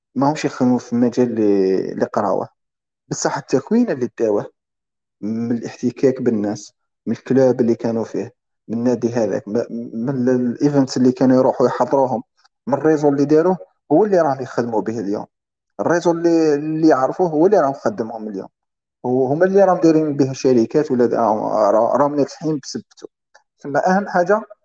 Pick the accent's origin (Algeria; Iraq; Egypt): Algeria; حنا كشعب جزائري